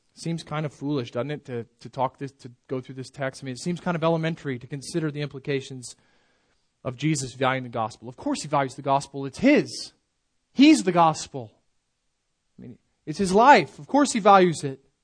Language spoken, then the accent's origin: English; United States; American Christians